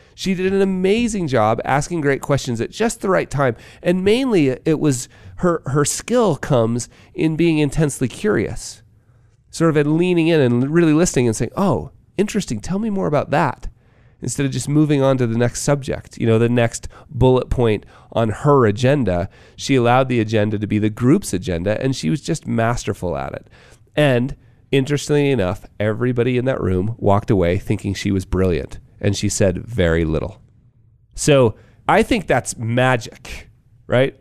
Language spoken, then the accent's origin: English; Park City, Utah, United States; here in my hometown of Park City